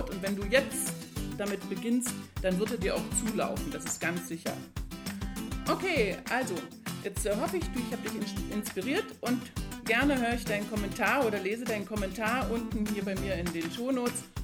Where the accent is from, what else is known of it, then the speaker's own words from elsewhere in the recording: East Germany, Germany; Als ich jung war, ein Kind war, dann bin ich in der DDR groß geworden.